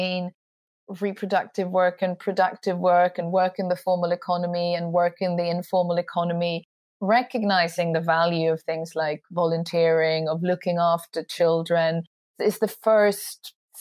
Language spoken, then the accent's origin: English; Sweden; I'm from Sweden